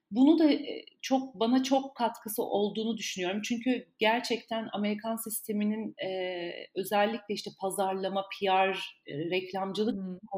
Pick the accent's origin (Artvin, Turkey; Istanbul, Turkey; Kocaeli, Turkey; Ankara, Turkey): Ankara, Turkey; Ben Ankara doğumluyum. Ankara'da doğdum, büyüdüm.